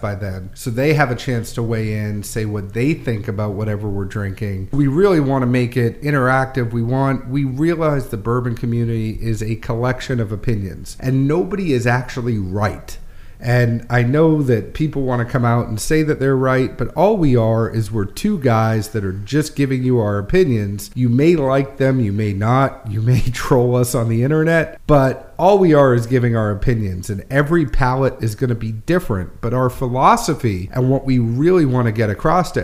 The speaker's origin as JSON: {"language": "English", "region": "New England", "country": "United States", "also_born_or_lived": "Kentucky", "moved": "as an adult", "lives_now": "Nashville, United States", "said": "I'm originally from New England and then moved to Kentucky and then moved to Nashville"}